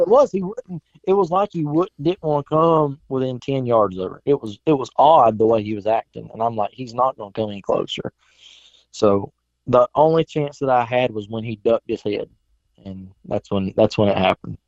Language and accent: English; South Carolina, United States; moved away as an adult; I grew up in South Carolina, moved here five years ago